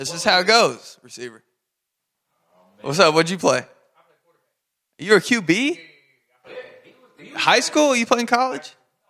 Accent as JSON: {"language": "English", "region": "Indiana", "country": "United States", "tie": "born or raised there", "moved": "yes", "lives_now": "Los Angeles, United States", "said": "Growing up in Indiana, Indiana's slow compared to this."}